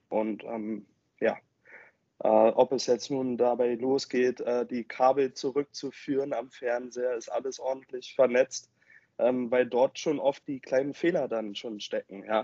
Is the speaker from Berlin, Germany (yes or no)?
yes; Berlin, Germany; Äh, ich komme halt aus dem Westen der Stadt, ich bin halt Spandauer